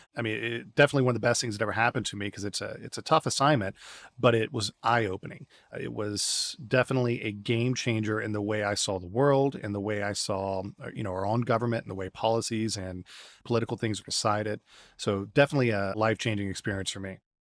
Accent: United States; moved away as an adult; also born or lived in Russia / California / Houston; now in Santiago, Chile; being an American

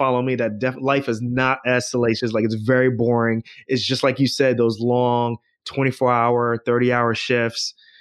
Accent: Irvington, New Jersey, United States; also born or lived in Queens, New York; born in New York, raised in New Jersey

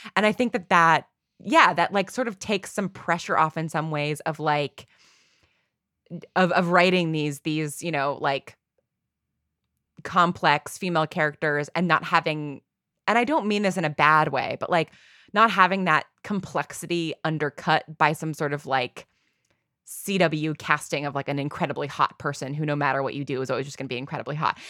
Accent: New York, United States; I grew up in New York. I grew up in a very, like, sort of, you know, classic Northeast

